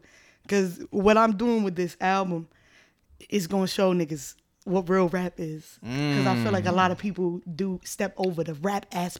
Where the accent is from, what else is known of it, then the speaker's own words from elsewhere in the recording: New York City, New York, United States; I'm coming from the Bronx. Born and raised in the Bronx.